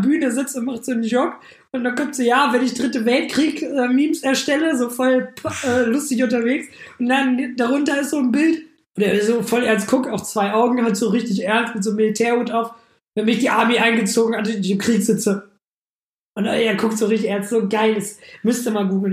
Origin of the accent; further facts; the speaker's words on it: Germany; als Deutscher